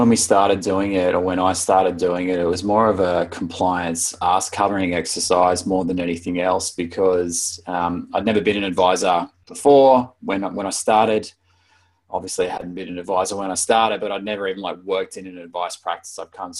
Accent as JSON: {"language": "English", "town": "Brisbane", "region": "Queensland", "country": "Australia", "tie": "born or raised there", "also_born_or_lived": "Wollongong / Sydney", "lives_now": "Melbourne, Australia", "said": "I was born in Brisbane and grew up in Brisbane until I was about 10, and then was in the Gong from 10 to 23. Sydney for about 3 or 4 years, and Melbourne for about 11 or 12 now."}